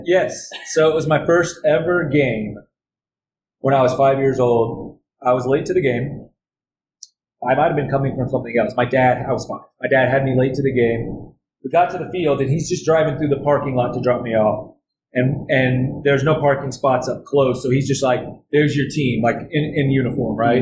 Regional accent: Dallas, Texas, United States; moved away as an adult; I got traded from Dallas. That was my hometown team

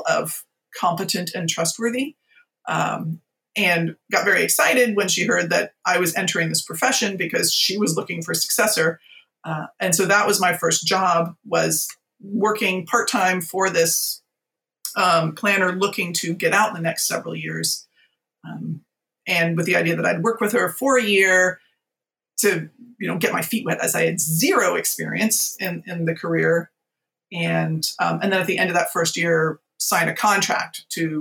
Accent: Virginia, United States; moved away as an adult; also born or lived in San Francisco; we ended up moving back to my home state of Virginia

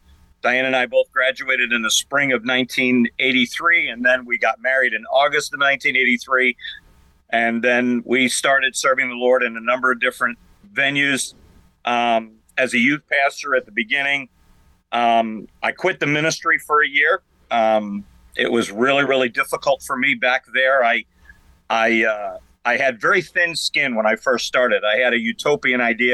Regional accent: Long Island, New York, United States; also born or lived in Medina, New York; I grew up on Long Island, and I was raised by a single mom.

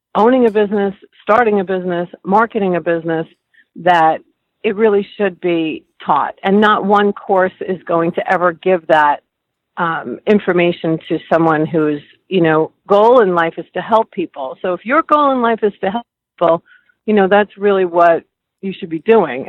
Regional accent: New York, United States; Both my parents um, worked in hospitals growing up in New York

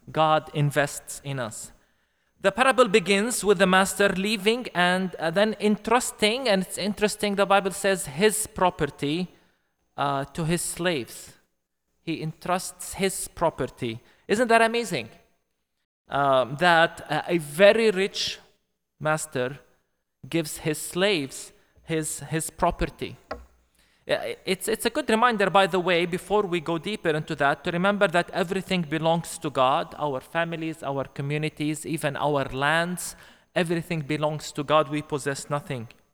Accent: Bethlehem, West Bank, Palestine; I come from Bethlehem, Palestine, uh, the place, uh, where Jesus was born

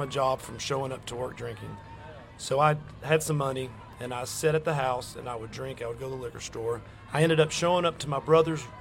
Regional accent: Knoxville, Tennessee, United States; moved away as an adult; Well, I'm originally from Knoxville, Tennessee

